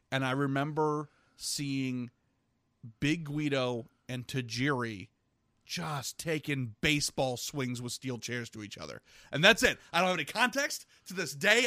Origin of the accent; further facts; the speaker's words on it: Virginia, United States; I grew up in Virginia